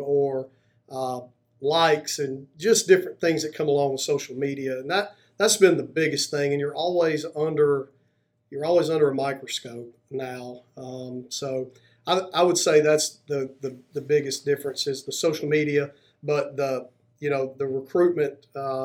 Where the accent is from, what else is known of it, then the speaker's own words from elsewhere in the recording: Rainbow City, Alabama, United States; I'm originally from Rainbow City, Alabama, went to Southside High School.